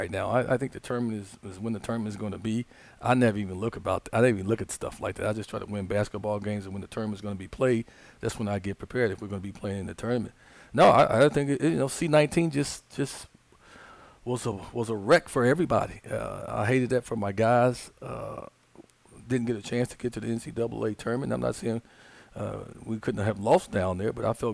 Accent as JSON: {"language": "English", "town": "Chicago", "region": "Illinois", "country": "United States", "tie": "born or raised there", "moved": "as an adult", "lives_now": "Little Rock, United States", "said": "I'm born and raised in Chicago"}